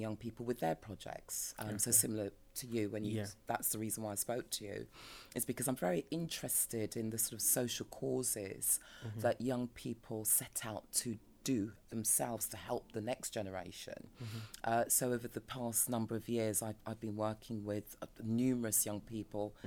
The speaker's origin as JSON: {"language": "English", "region": "London", "country": "United Kingdom", "tie": "born or raised there", "said": "I'm a Peckham, South Londoner through and through"}